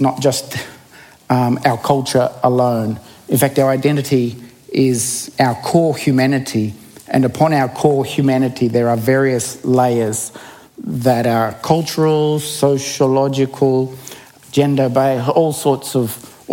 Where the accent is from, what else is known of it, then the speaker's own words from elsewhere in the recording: Bundaberg, Queensland, Australia; When I was growing up in Bundaberg